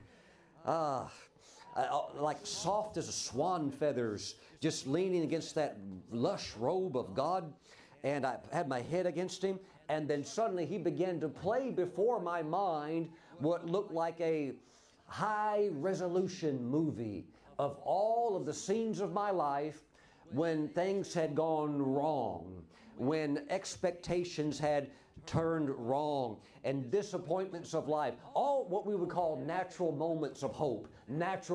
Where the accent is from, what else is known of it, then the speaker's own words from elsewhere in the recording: Mississippi, United States; I grew up in Mississippi, the poorest state in the nation